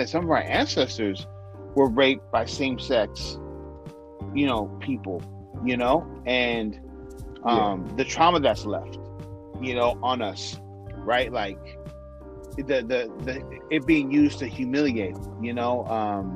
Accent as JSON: {"language": "English", "town": "San Francisco", "region": "California", "country": "United States", "said": "we're from San Francisco"}